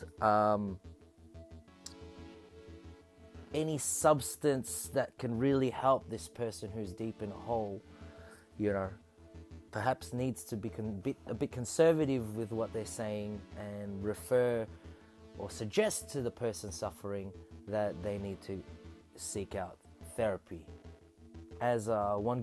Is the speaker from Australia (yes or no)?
yes; Australia; I'm a hyphenated Filipino-Australian